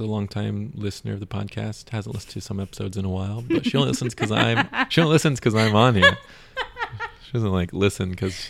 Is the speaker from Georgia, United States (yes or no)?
yes; Georgia, United States; moved away; Georgia, my hometown